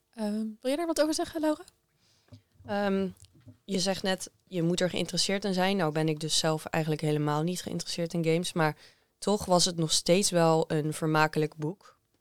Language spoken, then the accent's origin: Dutch; Netherlands; voor mij als Nederlander